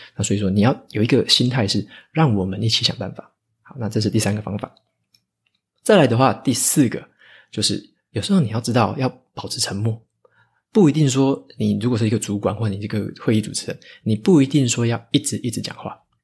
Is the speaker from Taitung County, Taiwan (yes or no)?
yes; Taitung, Taitung County, Taiwan; moved away; 回台东那边，我的老家去施打